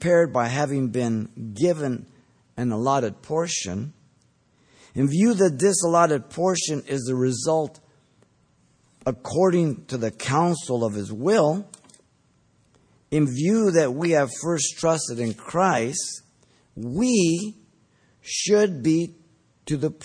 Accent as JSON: {"language": "English", "country": "Mexico", "tie": "born or raised there", "moved": "yes", "said": "when I grew up, was growing up in Mexico, and we'd go to the market"}